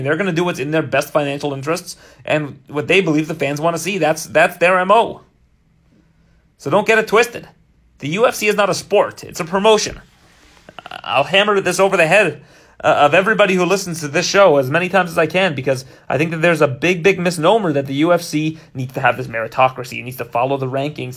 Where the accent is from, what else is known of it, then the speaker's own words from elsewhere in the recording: Canada; as a Canadian